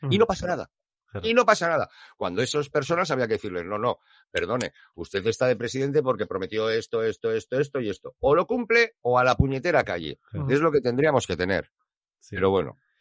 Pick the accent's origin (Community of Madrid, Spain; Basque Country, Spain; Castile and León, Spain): Basque Country, Spain; soy vasco